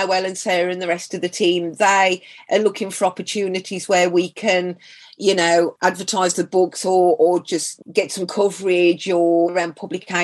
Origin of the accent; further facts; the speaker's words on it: Black Country, West Midlands, United Kingdom; accent: Black Country; People know you come from the black country